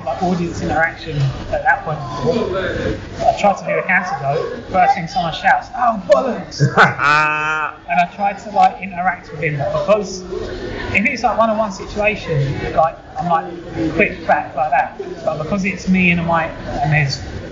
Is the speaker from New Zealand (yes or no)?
yes; New Zealand; now in London, United Kingdom; Coming from New Zealand